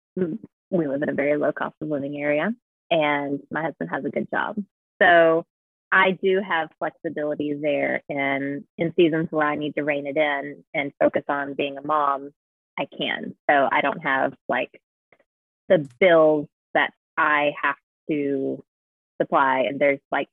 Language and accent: English; United States; me being an American